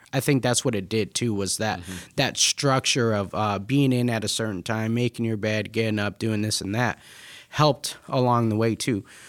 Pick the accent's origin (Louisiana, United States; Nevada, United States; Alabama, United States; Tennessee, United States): Nevada, United States; Las Vegas; now in Michigan, United States; I'm not from Michigan, I'm actually from Vegas